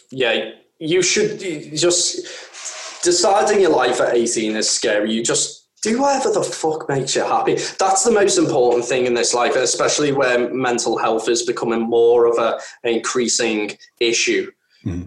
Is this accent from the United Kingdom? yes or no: yes; the Wirral, North West England, United Kingdom; I come from an area where I come from the Wirral